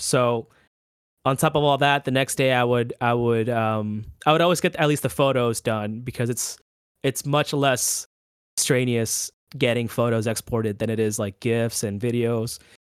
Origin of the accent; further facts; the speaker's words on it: Orlando, Florida, United States; So I I am from Orlando, but I make the drive to Tampa, like, every week just to shoot a band here and there.